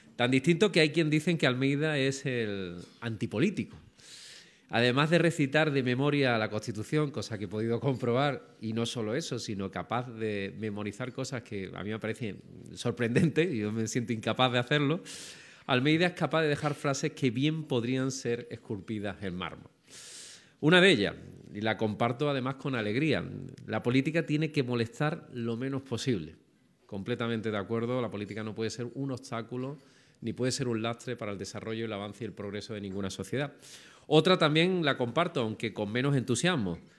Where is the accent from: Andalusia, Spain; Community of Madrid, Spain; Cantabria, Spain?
Andalusia, Spain; tengo que vender mi tierra